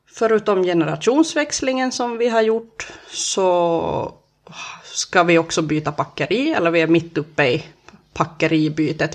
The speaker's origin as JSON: {"language": "Swedish", "town": "Närpes", "region": "Ostrobothnia", "country": "Finland", "tie": "born or raised there", "said": "jag är uppväxt i Töjby"}